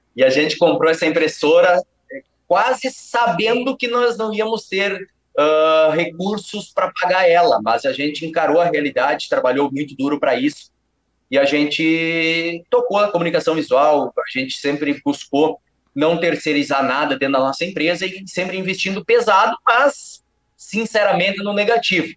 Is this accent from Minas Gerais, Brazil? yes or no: no; Palmitinho, Rio Grande do Sul, Brazil; eu sou do interior do estado do Rio Grande do Sul, cidade mais conhecida como Palmitinho